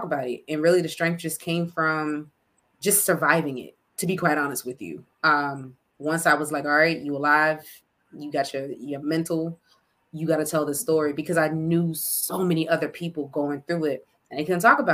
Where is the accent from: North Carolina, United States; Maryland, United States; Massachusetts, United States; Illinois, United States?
Maryland, United States; Temple Hills; I'm originally from Prince George's County, Maryland.